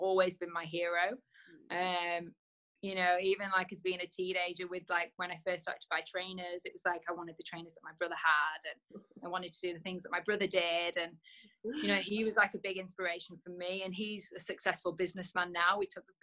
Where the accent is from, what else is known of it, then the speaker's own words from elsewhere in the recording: Preston, North West England, United Kingdom; also born or lived in London; now in Netherlands; I was born in Preston